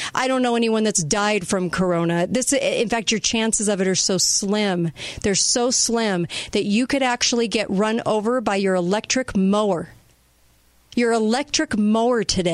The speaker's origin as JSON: {"language": "English", "country": "United States", "said": "I'm an American"}